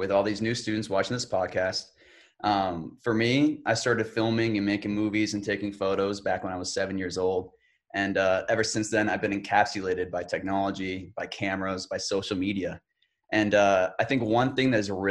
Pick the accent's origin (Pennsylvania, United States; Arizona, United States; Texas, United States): Arizona, United States; Tucson; also born or lived in Springfield, Illinois; I was born in Springfield, Illinois. I moved to Tucson at the young age of four, and ever since then, I've gone to school